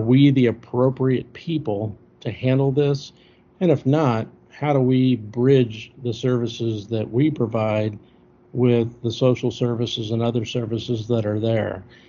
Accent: Missouri, United States; moved away as an adult; also born or lived in Anderson Township, Ohio / Castle Rock, Colorado; I originally went just 120 miles down the road to a department that was next to my hometown

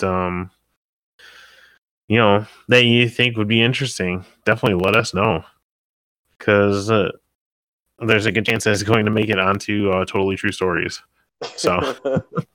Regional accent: Rock Falls, Illinois, United States; I was like from Rock Falls.

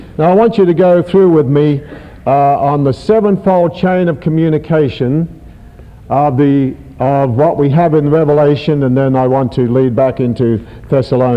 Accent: Australia; being an Australian

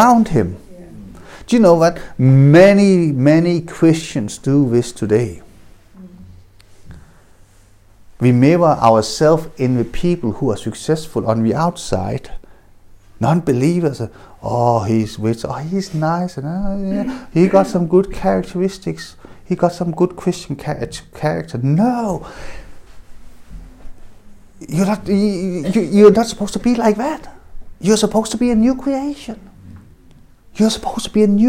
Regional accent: Denmark; I was adopted, I grew up in Denmark

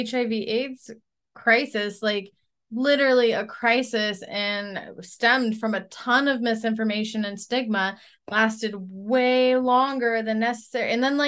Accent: United States; also born or lived in Iowa; I'm from Washington. I'm from Washington.

